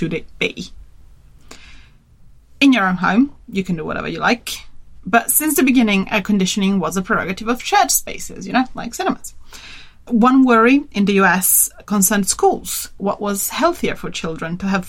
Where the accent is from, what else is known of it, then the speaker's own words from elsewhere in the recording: Turin, Piedmont, Italy; And I come from Turin, which is, it's in the north